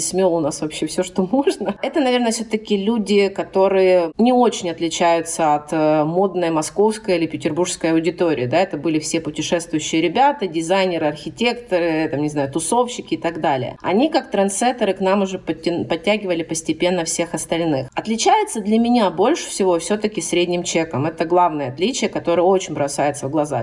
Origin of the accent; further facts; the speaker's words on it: Rostov-on-Don, Rostov Oblast, Russia; moved away as an adult; also born or lived in Saint Petersburg / Moscow; вернулись э, в мой родной город